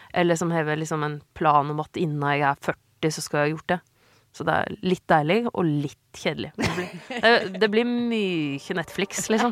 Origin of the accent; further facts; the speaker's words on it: Vinje, Telemark, Norway; jeg er skikkelig fra Vinje